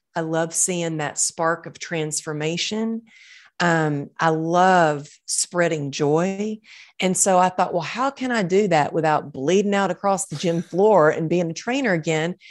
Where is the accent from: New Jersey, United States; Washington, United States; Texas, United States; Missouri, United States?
Texas, United States; growing up in Texas, I was taught, like, suck it up and get her done